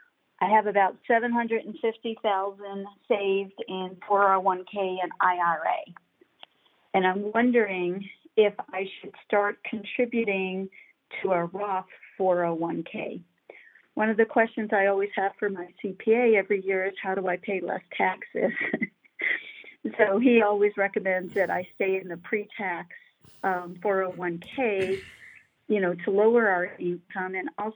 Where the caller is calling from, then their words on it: Loveland, Colorado, United States; from Loveland, Colorado.